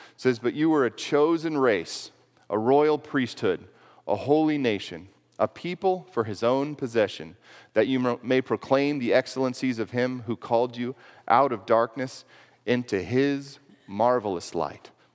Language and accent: English; Houston, Texas, United States; moved away as an adult; I grew up in Houston, Texas, actually. Lived there until I was eighteen years old